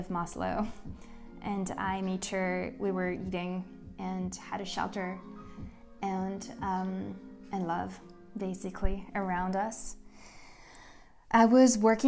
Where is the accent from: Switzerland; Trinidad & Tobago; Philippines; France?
France; Paris, Île-de-France; moved away as an adult; now in United States; I was born and raised in Paris, and I moved in 2012 to the US